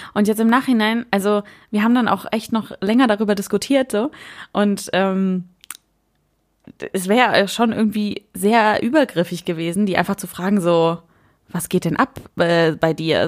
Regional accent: Germany; bei uns in der Pfalz, die nicht die Pfalz ist

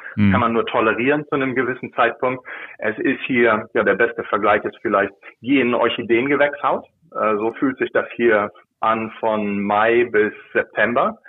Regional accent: Lower Saxony, Germany; moved away as an adult; also born or lived in Northern Germany; now in United States; Ich bin äh, selbstidentifizierender Niedersachse

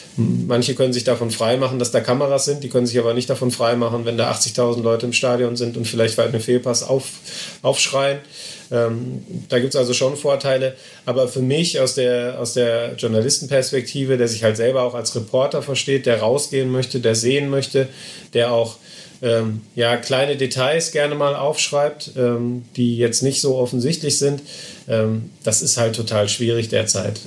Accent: Essen, North Rhine-Westphalia, Germany; ich bin in Essen geboren

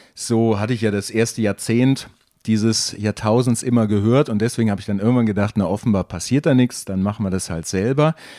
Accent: North Rhine-Westphalia, Germany; moved away as an adult; also born or lived in Bielefeld; now in Nuremberg, Germany; meine Heimat, die nah an, der, an Holland liegt

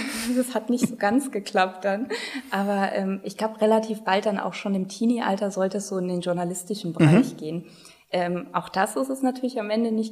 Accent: Rhineland-Palatinate, Germany; Also ich bin aus Rheinland-Pfalz, also in dem Sinne auch immer dann geblieben aus dem Mittelrheintal und äh, ja, in Mainz hängen geblieben.

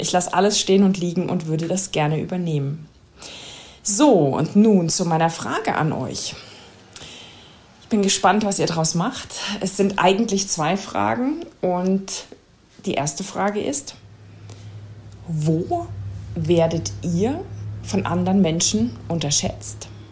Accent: Germany; als Deutsche

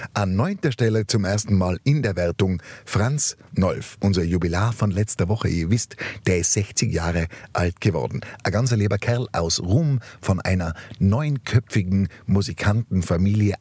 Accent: Wildermieming, Tyrol, Austria; von Wildermirming, meiner Heimatgemeinde

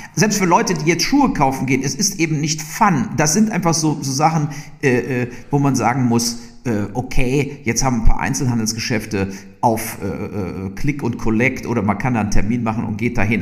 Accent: Burscheid, North Rhine-Westphalia, Germany; also born or lived in Leverkusen; ich bin ja wirklich in Leverkusen zur Schule gegangen und komme aus Burscheid

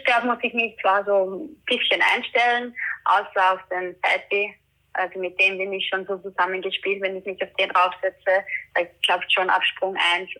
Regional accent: Austria; bei uns in Österreich

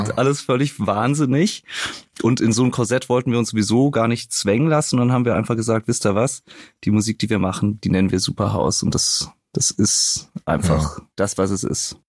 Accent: Rösrath, North Rhine-Westphalia, Germany; TV Hoffnungstal, der Verein meiner Jugend aus meiner Heimatstadt

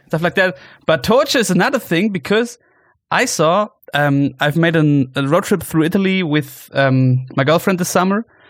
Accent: Allgäu, Bavaria, Germany; now in Munich, Germany; you are in my hometown where I grew up

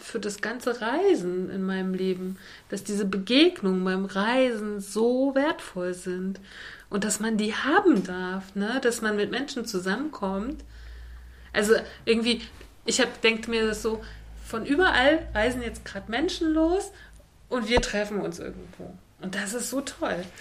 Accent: Germany; von uns als Volk, als Deutsche

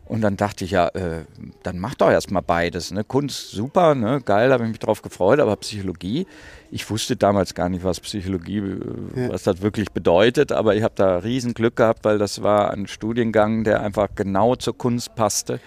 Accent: Rheinberg, North Rhine-Westphalia, Germany; bin am Rande des Ruhrgebiets groß geworden

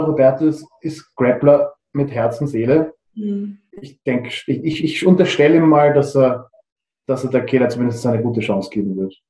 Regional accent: Austria; wie man sagt bei uns in Österreich

